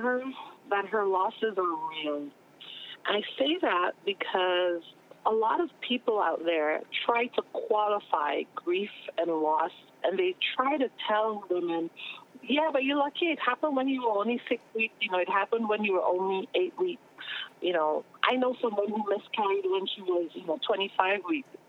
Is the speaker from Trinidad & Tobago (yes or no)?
yes; Trinidad & Tobago; moved away; growing up in the Caribbean, for example, there are certain careers we didn't even know existed